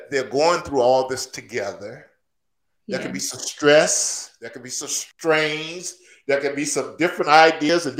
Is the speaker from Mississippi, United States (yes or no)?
yes; Natchez, Mississippi, United States; moved away; I'm going back to my hometown